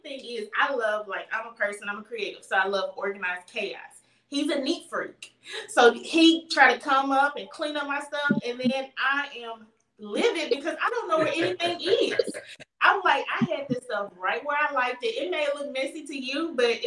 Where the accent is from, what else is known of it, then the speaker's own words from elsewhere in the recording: Memphis, Tennessee, United States; I am from Memphis, Tennessee, born and raised.